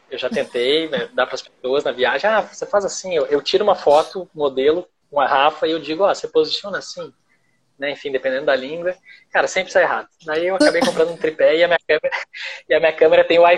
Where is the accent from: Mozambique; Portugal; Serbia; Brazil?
Brazil; Porto Alegre, Rio Grande do Sul; now in Rio de Janeiro, Brazil; a gente saiu de Porto Alegre, que é uma cidade bonita, legal, mas a gente perdeu a estética total do frio, né?